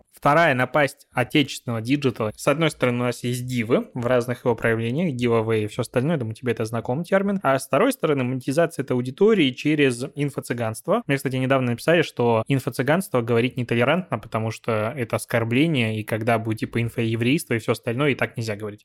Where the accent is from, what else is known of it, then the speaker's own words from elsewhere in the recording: Belarus; moved away as an adult; now in Russia; Я сам из Беларуси, и там достаточно большую часть, короче, жизни прожил, недавно переехал в Россию